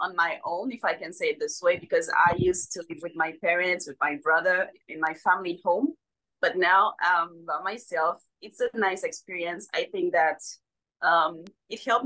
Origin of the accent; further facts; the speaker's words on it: Haiti; moved away as an adult; now in United States; I was born and raised in Haiti, and I unexpectedly moved in the US in July 2021.